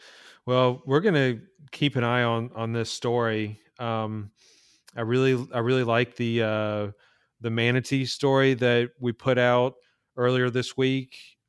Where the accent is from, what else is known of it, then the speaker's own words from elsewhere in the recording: Birmingham, Alabama, United States; So I'm from Alabama, Birmingham, and so we have great water there.